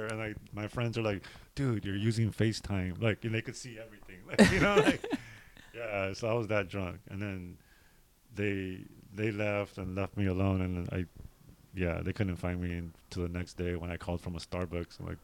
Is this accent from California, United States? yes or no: yes; Los Angeles, California, United States; also born or lived in Fontana, California; City Terrace